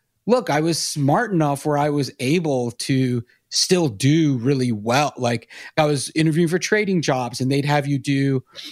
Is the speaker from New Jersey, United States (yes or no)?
no; Charlotte, North Carolina, United States; I grew up in Charlotte, and then went to Chapel Hill